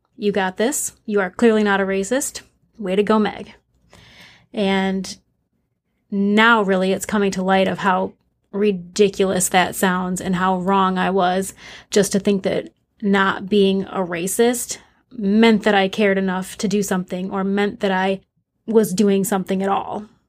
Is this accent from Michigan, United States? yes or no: yes; Flint, Michigan, United States; I grew up in Flint, Michigan